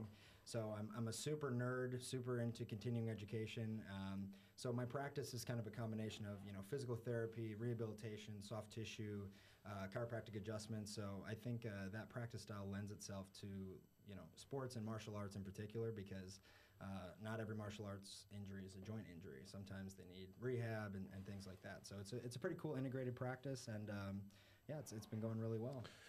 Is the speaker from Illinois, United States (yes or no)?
yes; Chicago, Illinois, United States; moved away as an adult; also born or lived in New York; now in Miami, United States; born in New York, did a little stint in New York for like a year or two, and then uh, I was in Chicago for most of my life